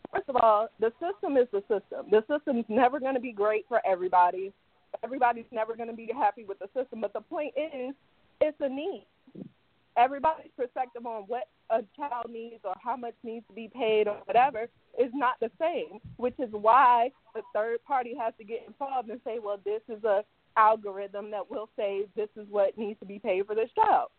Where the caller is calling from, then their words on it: England, United Kingdom; I'm calling from England, actually.